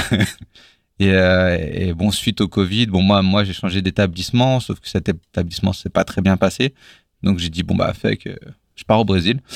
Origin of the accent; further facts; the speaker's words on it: Villiers-Saint-Benoît, Bourgogne-Franche-Comté, France; moved away; J'ai grandi à la campagne, vraiment dans un, dans un bled paumé où il y avait euh, trois maisons euh, euh, qui s'appellent les tricotés.